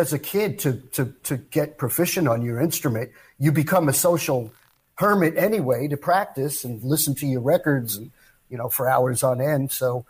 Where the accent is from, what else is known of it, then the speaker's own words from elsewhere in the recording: New York City, New York, United States; also born or lived in Brooklyn, New York; now in Los Angeles, United States; I was born in Brooklyn. And my parents lived in an area called Brownsville, which is where Mike Tyson and Riddick Bowe are from. So we kind of got out of there. We moved to Far Rockaway when I was about one and a half.